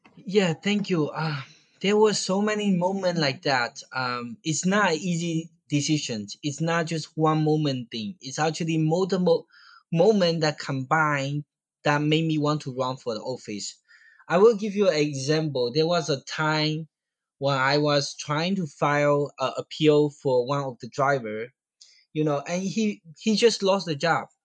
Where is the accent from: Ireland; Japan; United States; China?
China; Fujian; English is a second language; moved away; in my hometown, Fujian.